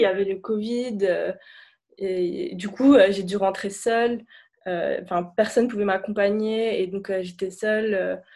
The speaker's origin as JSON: {"language": "French", "town": "Beirut", "region": "Beirut Governorate", "country": "Lebanon", "tie": "born or raised there", "also_born_or_lived": "United States", "moved": "as an adult", "lives_now": "Paris, France", "said": "je suis née euh, et j'ai grandi à Beyrouth"}